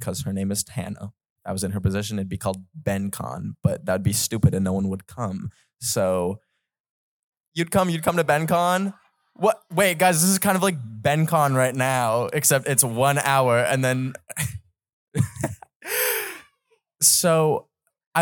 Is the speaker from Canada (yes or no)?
yes; Canada; I don't know what Fahrenheit is because I'm Canadian